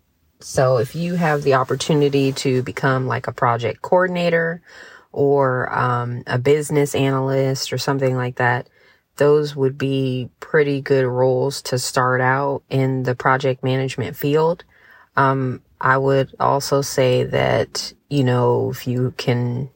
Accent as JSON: {"language": "English", "town": "San Diego", "region": "California", "country": "United States", "tie": "born or raised there", "moved": "as an adult", "lives_now": "Montgomery, United States", "said": "I am from San Diego, California. I was born and raised there"}